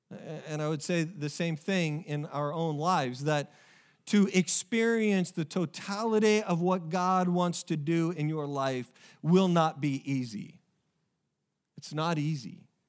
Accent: Oregon, United States; I played them in soccer while I was growing up in Oregon. And it's just a small little town.

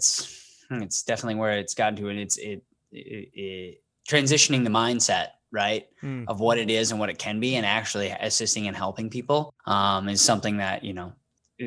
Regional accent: Wisconsin, United States; I'm from the state of Wisconsin

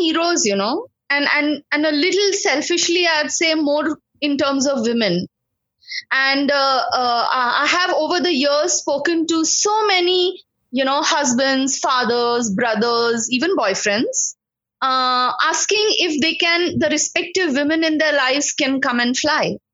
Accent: Mumbai, Maharashtra, India; I've grown up in Bombay

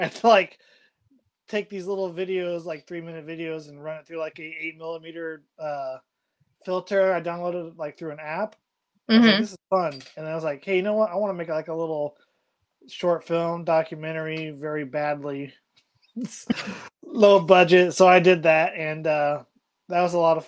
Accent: Kansas City, Missouri, United States; moved away; also born or lived in Iowa / Ensenada, Mexico / California; I'm from Kansas City, Missouri originally. Then I moved to Iowa in 2001.

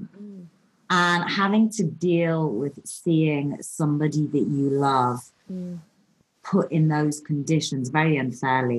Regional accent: Newcastle upon Tyne, North East England, United Kingdom; I was brought up in Newcastle, which is an amazing town

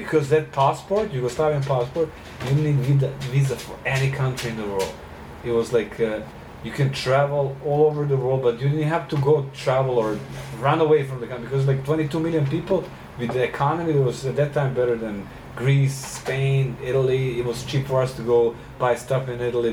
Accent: Serbia; moved away as an adult; also born or lived in South Carolina, United States; growing up in Serbia.

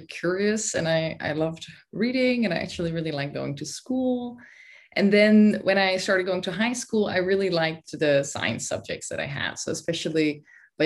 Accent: Netherlands; moved away as an adult; also born or lived in Sweden / Oxford, United Kingdom; I'm originally from the Netherlands

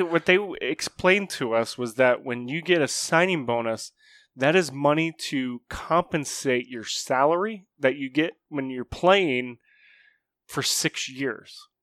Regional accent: Morgantown, United States; moved away; We actually drove back to my hometown

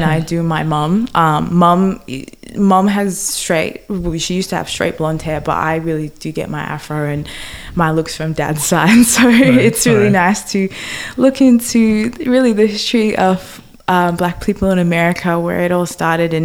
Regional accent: New South Wales, Australia; also born or lived in Grand Cayman, Cayman Islands; I have grown up in Australia all my life. Pretty much I was born in the Caribbean, lived there till I was six, and then moved to Australia.

